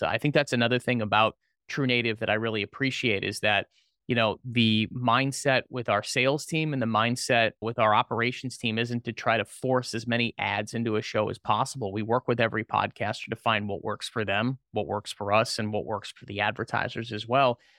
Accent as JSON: {"language": "English", "town": "Orlando", "region": "Florida", "country": "United States", "said": "I was originally from the Orlando area and went back home"}